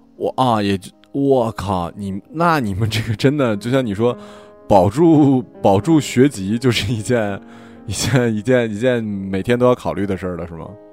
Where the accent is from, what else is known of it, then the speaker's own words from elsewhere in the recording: Northeast China, China; 我老家对面的朝，朝鲜